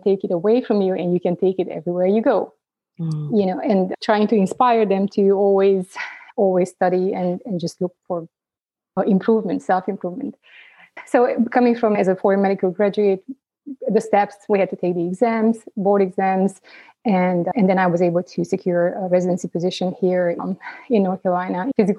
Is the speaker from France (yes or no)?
no; Transylvania, Romania; moved away as an adult; now in United States; Originally, I'm from Romania. I grew up, growing up, it was communism